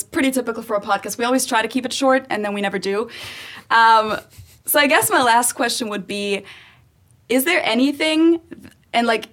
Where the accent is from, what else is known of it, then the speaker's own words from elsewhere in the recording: Germany; accent: German; first language German; English is a second language; moved away as an adult; now in United States; I definitely have a German accent, obviously it's not my native language